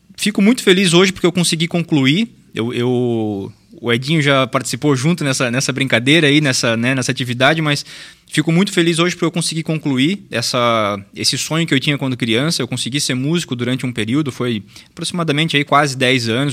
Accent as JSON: {"language": "Portuguese", "town": "Luiz Alves", "region": "Santa Catarina", "country": "Brazil", "tie": "born or raised there", "said": "nascido e criado em Luiz Alves. Então, sou natural de Luiz Alves"}